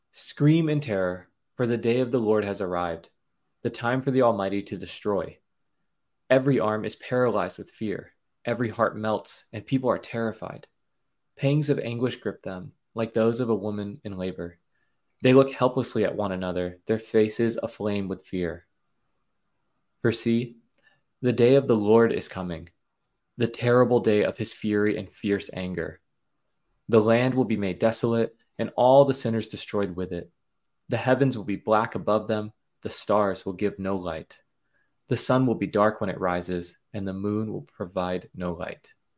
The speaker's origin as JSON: {"language": "English", "country": "United States", "said": "as an American, as a Christian"}